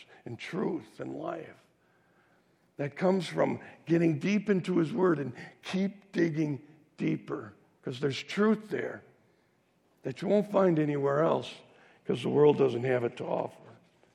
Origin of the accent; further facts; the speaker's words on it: Waukesha, Wisconsin, United States; a little dive diner in my hometown called Jimmy's Grotto